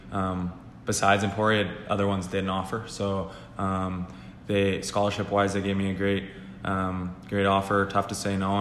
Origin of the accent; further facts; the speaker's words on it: Manitoba, Canada; I'm from Manitoba